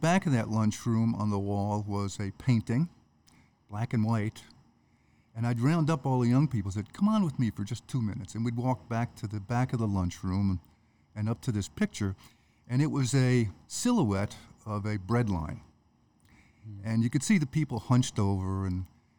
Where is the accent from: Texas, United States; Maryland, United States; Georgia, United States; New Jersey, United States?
New Jersey, United States; Jersey City; moved away; I was born and raised in Jersey City, in the shadow of the Statue of Liberty.